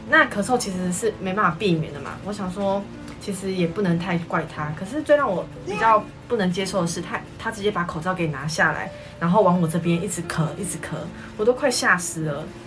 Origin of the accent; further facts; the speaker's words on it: New Taipei, Taiwan; 我来自于新北市的树林区